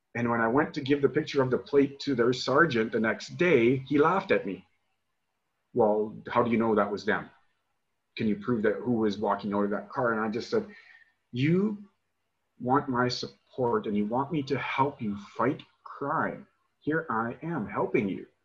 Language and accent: English; Regina, Saskatchewan, Canada; moved away as an adult; where I grew up in Regina, and uh, and why I left in 2002